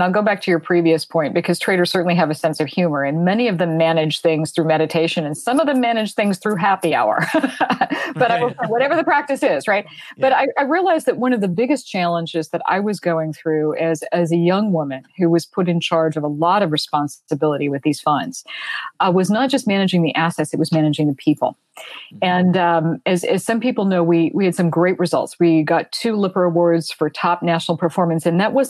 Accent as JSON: {"language": "English", "town": "Fort Worth", "region": "Texas", "country": "United States", "tie": "born or raised there", "also_born_or_lived": "London", "moved": "as an adult", "said": "I was raised in Fort Worth, Texas. I was raised in a military family as an only child."}